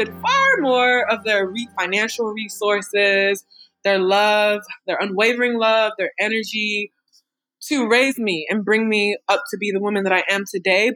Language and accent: English; Raleigh, North Carolina, United States; also born or lived in Washington, D.C.; I'm from Raleigh. I grew up in Raleigh, North Carolina